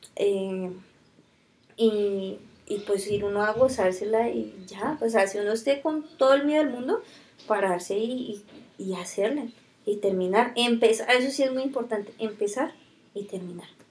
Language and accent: Spanish; Fusagasugá, Cundinamarca, Colombia; also born or lived in Silvania; yo soy nací en Fusa